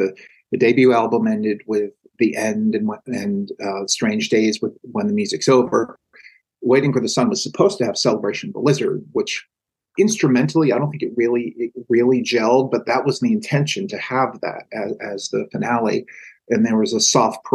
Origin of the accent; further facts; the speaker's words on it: Salem, Massachusetts, United States; also born or lived in Boston, Massachusetts; I was born in Salem and went to university in Boston, went to Northeastern University, and I lived in Boston for years and years